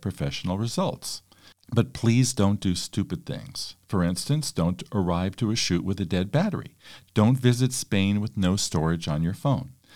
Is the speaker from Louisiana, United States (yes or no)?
no; California, United States; speaking as a Californian